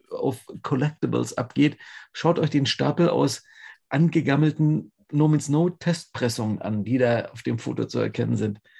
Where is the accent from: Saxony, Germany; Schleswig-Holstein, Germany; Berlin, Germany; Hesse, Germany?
Berlin, Germany; weil ähm, als Berliner in, äh, man, ich weiß, dass es in Köln nicht Späti heißt